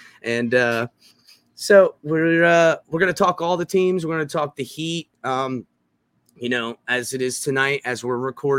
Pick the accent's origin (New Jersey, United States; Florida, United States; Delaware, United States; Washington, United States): Florida, United States; West Palm Beach; I grew up in South Florida. I was born in West Palm.